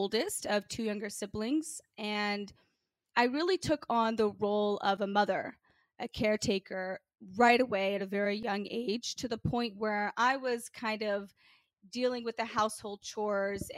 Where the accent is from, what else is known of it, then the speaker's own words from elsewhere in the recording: Memphis, Tennessee, United States; Growing up in Memphis, Tennessee was certainly a very challenging life